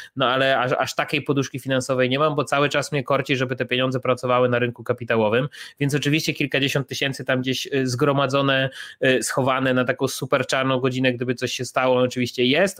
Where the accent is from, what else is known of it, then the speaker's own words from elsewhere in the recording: Chełm, Lublin Voivodeship, Poland; moved away as an adult; now in Warsaw, Poland; ja jestem z Hełma, z e, miejscowości na, na Lubelszczyźnie